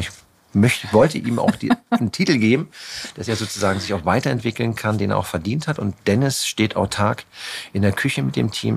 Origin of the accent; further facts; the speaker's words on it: Germany; mussten wir halt in Deutschland bei Null anfangen, weil da, wo ich angefangen angefangen habe zu kochen, ich komme halt, ich bin in der Stadt geboren, bin aufs Land gezogen